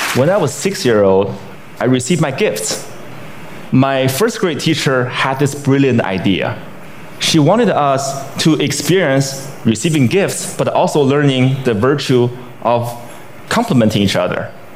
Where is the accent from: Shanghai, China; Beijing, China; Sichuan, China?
Beijing, China; my hometown, Beijing, China